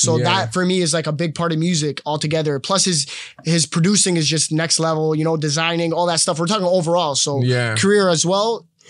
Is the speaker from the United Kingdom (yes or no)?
no; Palestine; now in Canada; Growing up in Palestine and seeing, like, being in that, like, middle of that conflict and all that stuff is a little different, right?